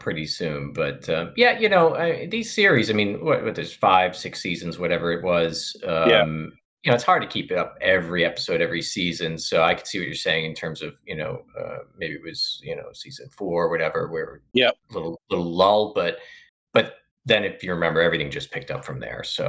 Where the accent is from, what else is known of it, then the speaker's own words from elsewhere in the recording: Boston, Massachusetts, United States; my hometown of Boston